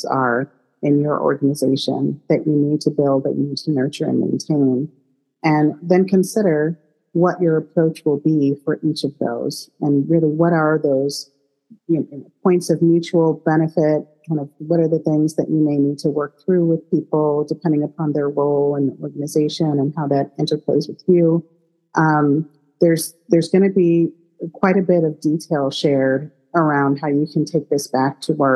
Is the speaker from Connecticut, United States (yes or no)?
no; Chicago, Illinois, United States; moved away; It is my hometown